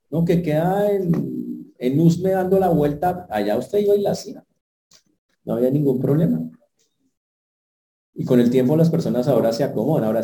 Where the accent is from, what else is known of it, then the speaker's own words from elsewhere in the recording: Santander, Colombia; born there; yo nací en Santander. Que allá cortamos el agua machete y volteamos los plátanos con la mano.